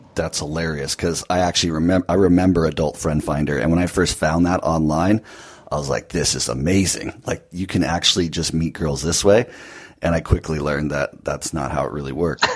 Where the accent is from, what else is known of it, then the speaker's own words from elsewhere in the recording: California, United States; I'm in California right now, and although this is where I'm from